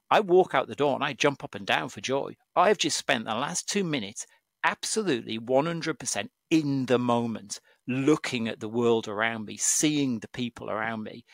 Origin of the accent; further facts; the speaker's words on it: Cumbria, North West England, United Kingdom; I come from Cumbria. Um, my dad's a farmer in Cumbria, and I grew up